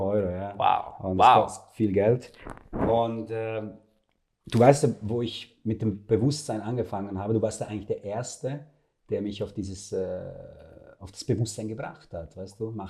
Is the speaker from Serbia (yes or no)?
yes; Serbia; Ich komme aus dem Balkan, ja. aus Serbien, also wir sind Fleischfresser, ja.